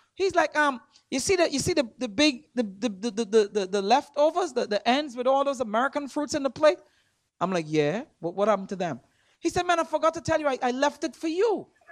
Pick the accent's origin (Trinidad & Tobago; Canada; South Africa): Trinidad & Tobago; moved away; I'm from Trinidad